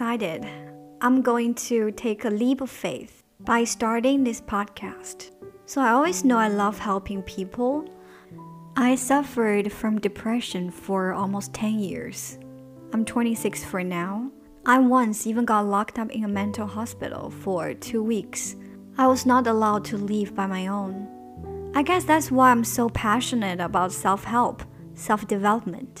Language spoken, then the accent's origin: English; China; first language Chinese; English is a second language; moved away as an adult; now in Germany; I'm from China.